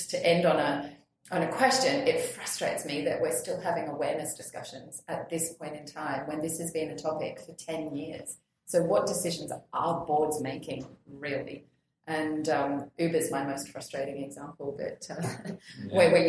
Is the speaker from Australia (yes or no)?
yes; Australia; as an Australian